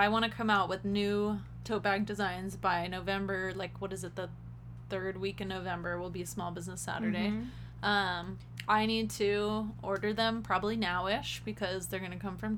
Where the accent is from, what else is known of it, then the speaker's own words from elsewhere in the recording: Las Vegas, Nevada, United States; growing up in Vegas